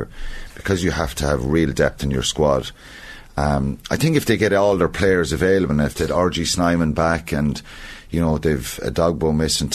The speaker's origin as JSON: {"language": "English", "country": "Ireland"}